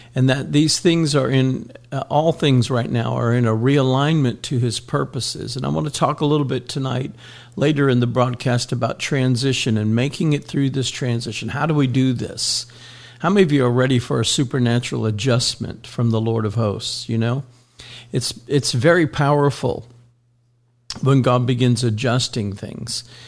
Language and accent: English; Miami, Florida, United States; when I grew up in Miami